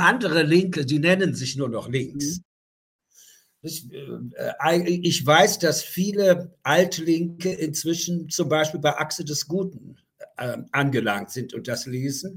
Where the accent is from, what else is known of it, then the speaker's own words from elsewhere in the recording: Germany; moved away; bin ich aus der DDR rausgekommen